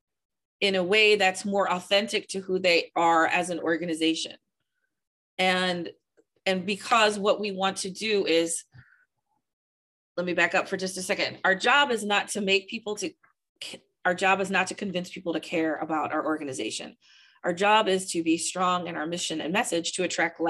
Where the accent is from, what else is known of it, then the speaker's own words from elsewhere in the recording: St. Louis, Missouri, United States; also born or lived in Virginia; I grew up in the county, moved to the city and made the city my home